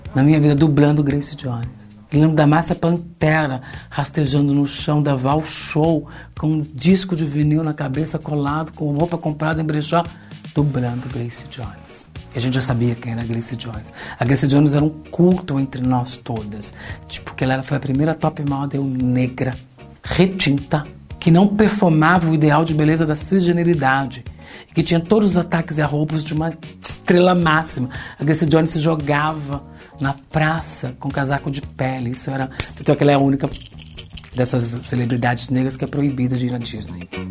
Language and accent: Portuguese; São Paulo, Brazil; Com doze anos, a gente foi parar no centro de São Paulo pela primeira vez.